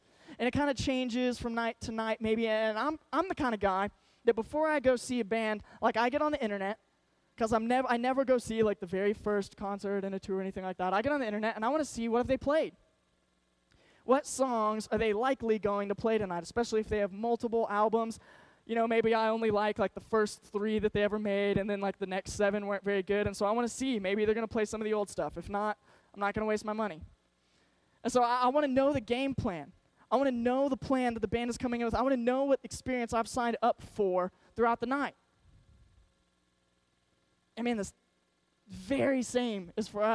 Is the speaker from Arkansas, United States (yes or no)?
yes; Arkansas, United States; moved away; My whole family was from Arkansas. I grew up in Arkansas